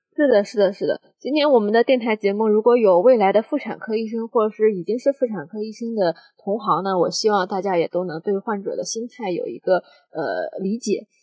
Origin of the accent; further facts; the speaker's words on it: China; 我们中国嗯。人